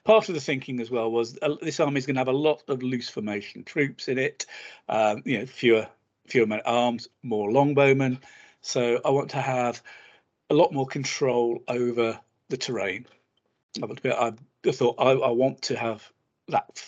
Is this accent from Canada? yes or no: no; England, United Kingdom; being English